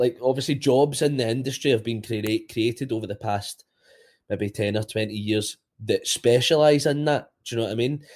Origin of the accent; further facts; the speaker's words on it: Bishopbriggs, Scotland, United Kingdom; also born or lived in Robroyston; I grew up in Bishop Briggs, then moved to the Broyston, kinda early age